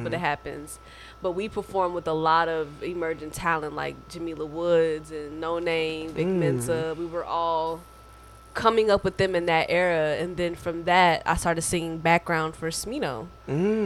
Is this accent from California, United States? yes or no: no; Dayton, Ohio, United States; moved away as an adult; now in Chicago, United States; I am from Dayton, Ohio. I went to an art school named Starvis School for the Arts back at home